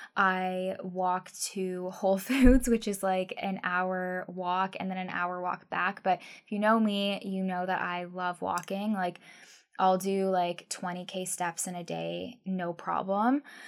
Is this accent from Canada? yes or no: yes; Guelph, Ontario, Canada; also born or lived in Vancouver; now in Victoria, Canada; I'm originally from Ontario, Guelph, Ontario